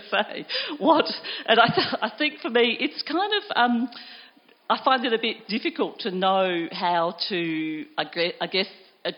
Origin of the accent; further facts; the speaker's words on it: Millicent, South Australia, Australia; I grew up in South Australia. I grew up in a small country town called Millicent down in the southeast